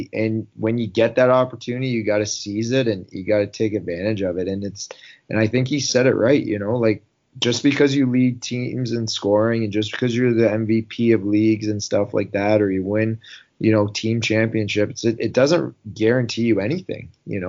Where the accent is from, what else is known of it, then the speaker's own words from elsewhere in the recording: Newmarket, Ontario, Canada; I decided to play for the Newmarket Hurricanes in my hometown.